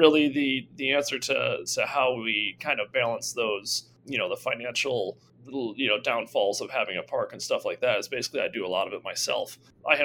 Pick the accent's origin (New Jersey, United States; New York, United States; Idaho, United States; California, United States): New York, United States; Fabius; I grew up in Fabius, New York, just 5 minutes away from Toggenburg.